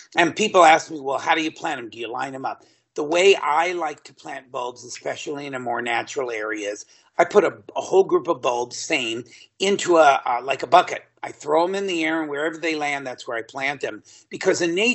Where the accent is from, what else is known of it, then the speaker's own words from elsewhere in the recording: Southern California, United States; I'm originally from the Southern California area